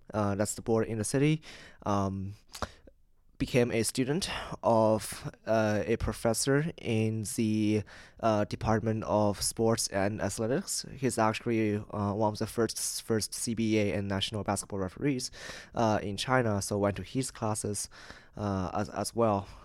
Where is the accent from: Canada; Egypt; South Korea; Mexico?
Canada; I'm from Canada, twelve, thirteen hours away on the opposite side of the world.